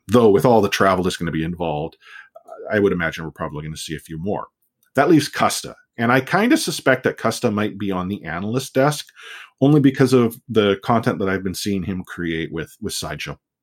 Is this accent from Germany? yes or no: no; Canada; I'm a Canadian